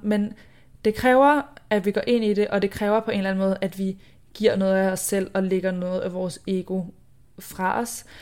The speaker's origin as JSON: {"language": "Danish", "country": "Denmark", "moved": "yes", "said": "jeg er hjemme i Danmark"}